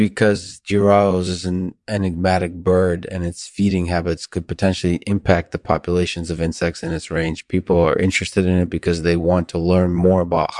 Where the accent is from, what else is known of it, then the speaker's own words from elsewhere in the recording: Michigan, United States; I'm originally from Michigan.